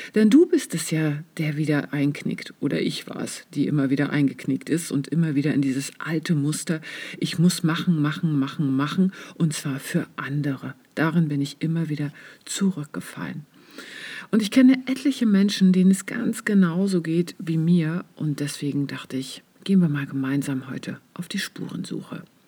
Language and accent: German; East Germany, Germany; ich bin ja im Osten aufgewachsen